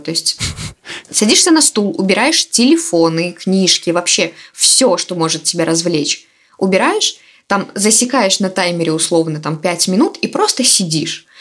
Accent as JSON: {"language": "Russian", "region": "Minsk", "country": "Belarus", "said": "я из Минска"}